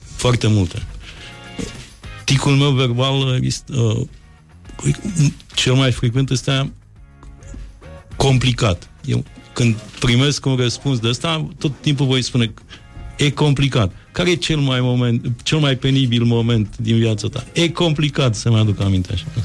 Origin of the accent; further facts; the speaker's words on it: Moldavia, Romania; eu sunt moldovean, moldovean